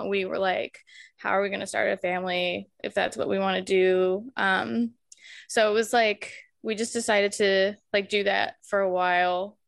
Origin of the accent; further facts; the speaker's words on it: Colorado Springs, Colorado, United States; moved away as an adult; also born or lived in England; now in Glasgow, United Kingdom; we ended up moving back home to my hometown, Colorado Springs